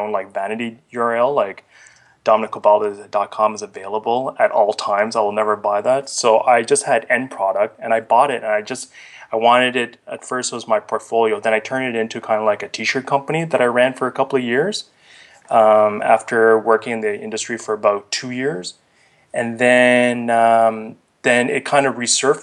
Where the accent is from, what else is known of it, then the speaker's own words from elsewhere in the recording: Ottawa, Ontario, Canada; also born or lived in Vietnam / India; I kind of grew up in Ottawa. I was born in Vietnam and lived in India, then moved to Ottawa at a pretty early age